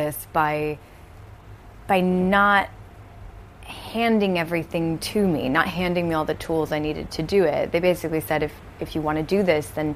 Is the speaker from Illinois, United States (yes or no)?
yes; Chicago suburbs, Illinois, United States; also born or lived in Milwaukee, Wisconsin; I was born in Milwaukee and moved to the Chicagoland area when I was four. Mm-hmm. Grew up in the Chicago suburbs